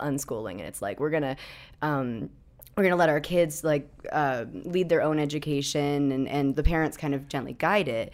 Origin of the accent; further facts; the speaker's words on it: New Hampshire, United States; I grew up in New Hampshire